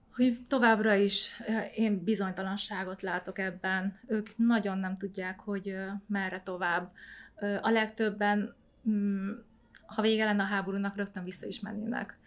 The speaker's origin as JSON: {"language": "Hungarian", "country": "Hungary", "tie": "born or raised there", "also_born_or_lived": "Vietnam", "said": "Hosomi városban születtem, és két éves voltam, amikor ide költöztünk Magyarországra"}